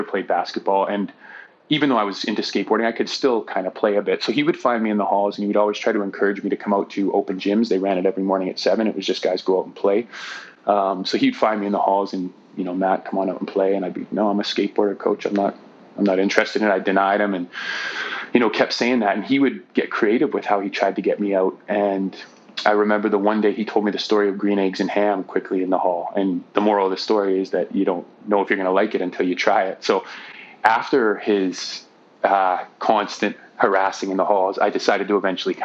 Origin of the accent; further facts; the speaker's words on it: Ancaster, Ontario, Canada; also born or lived in Hamilton, Ontario / Victoria, British Columbia / Burnaby, British Columbia; now in Nanaimo, Canada; I was born in Hamilton, Ontario, and grew up in Ancaster, Ontario